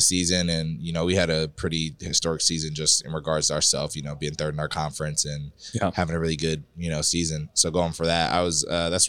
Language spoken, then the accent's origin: English; Arizona, United States; I'm from Arizona, so this is a pretty local spot to have club tournaments. I've probably been coming to Vegas since I was 8.